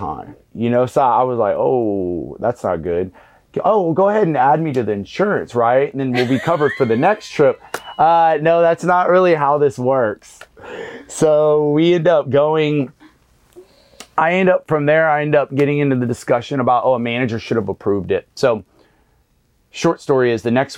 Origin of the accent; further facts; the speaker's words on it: Galveston, Texas, United States; being from Galveston, I was actually from the West End